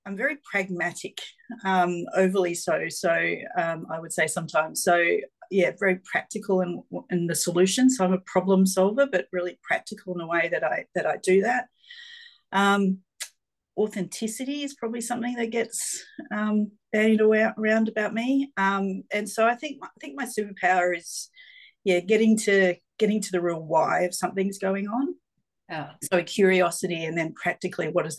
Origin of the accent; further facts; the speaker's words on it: Geelong, Victoria, Australia; I grew up in Geelong, so I'm a country girl almost at heart